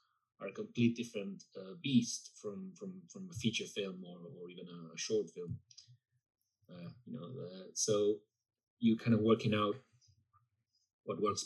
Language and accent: English; Buenos Aires, Argentina; moved away; I'm from Buenos Aires, and it's very, very, it's a culture that's quite influenced by Paris in particular